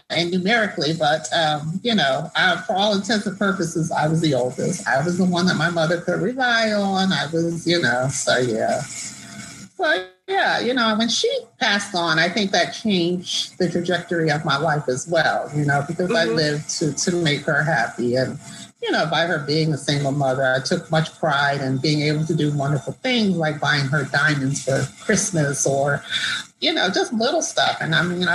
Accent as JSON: {"language": "English", "region": "New Jersey", "country": "United States", "tie": "born or raised there", "also_born_or_lived": "Washington, D.C. / Florida / New York / Spain", "moved": "as an adult", "said": "I grew up in South Jersey. So, you know, people say Jersey, Jersey. You know, they think like Newark or East Orange. No, I'm from the Philadelphia end."}